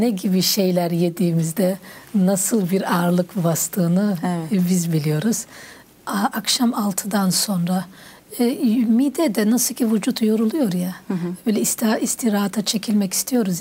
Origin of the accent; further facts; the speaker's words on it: Bayburt, Turkey; ben Bayburtluyum, Erzurum tarafı, Bayburt tarafı